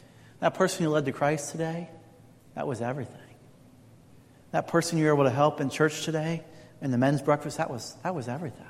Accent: Indiana, United States; moved away; also born or lived in California; I grew up in Indiana.

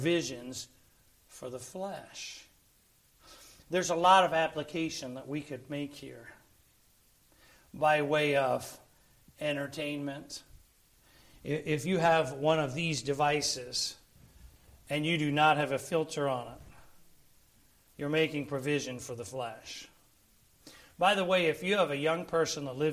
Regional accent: Philadelphia, Pennsylvania, United States; I'm from Pennsylvania, I'm from Philly

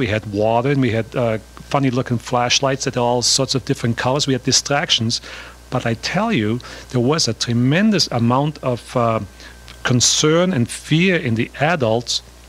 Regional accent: Austria; I grew up in Austria in the from 1942 on

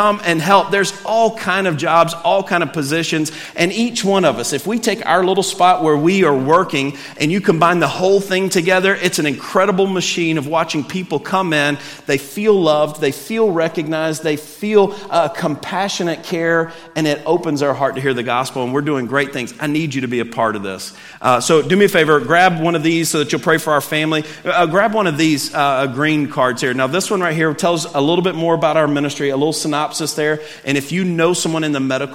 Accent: Alabama, United States; I'm from Alabama

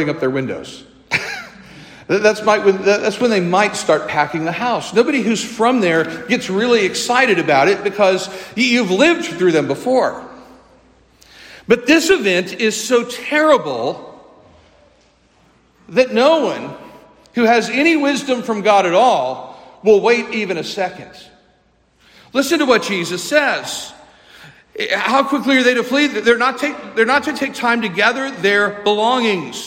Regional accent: St. Louis, Missouri, United States; also born or lived in New Orleans / North Carolina; I grew up here in St. Louis

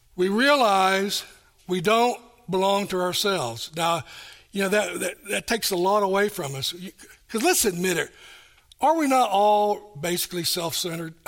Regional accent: Kingsport, Tennessee, United States; moved away; also born or lived in Johnson City, Tennessee; I was born and raised here in Kingsport.

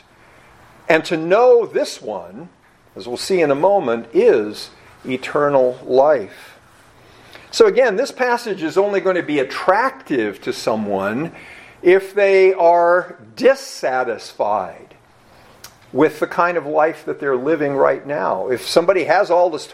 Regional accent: United States; being an American

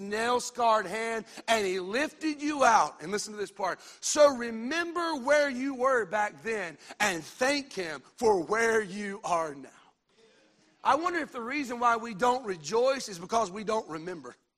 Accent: Union Grove, North Carolina, United States; I grew up in Union Grove, North Carolina, about two and a half, three hours from here

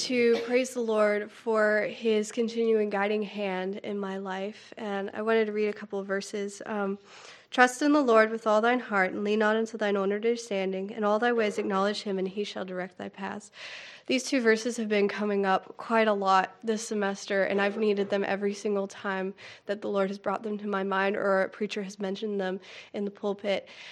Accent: North Carolina, United States; I'm from Pokedon, North Carolina

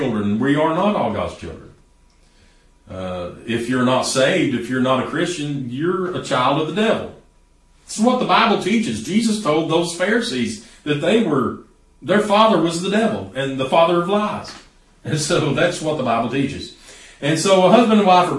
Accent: East Tennessee, United States; here in East Tennessee. We're a lot like that. We're stubborn people

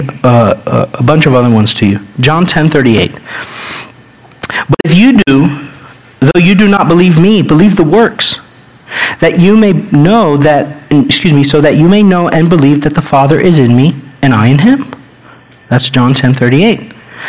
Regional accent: United States; we're American

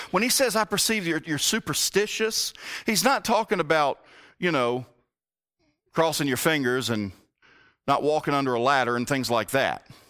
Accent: the South, United States; I grew up in the South

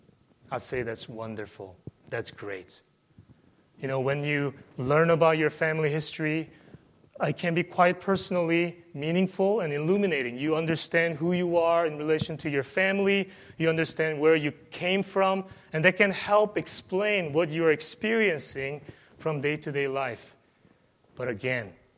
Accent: South Korea; moved away; I came from South Korea

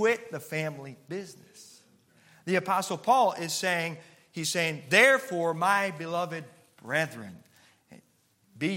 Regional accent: Chicago, Illinois, United States; Growing up in the Chicago area, my parents had a tailor shop in northwestern suburbs of the Chicago area

